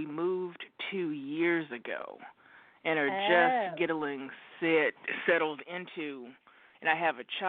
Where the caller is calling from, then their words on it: Oregon, United States; calling from Oregon.